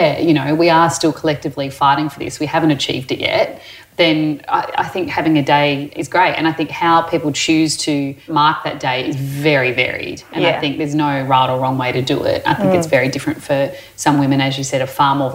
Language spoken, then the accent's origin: English; Perth, Western Australia, Australia; also born or lived in Adelaide, South Australia; I grew up in Perth, born in Adelaide but grew up in Perth.